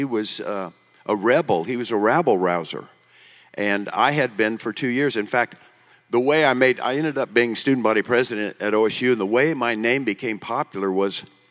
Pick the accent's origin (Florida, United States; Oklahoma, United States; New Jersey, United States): Oklahoma, United States; Tulsa; I was born in Tulsa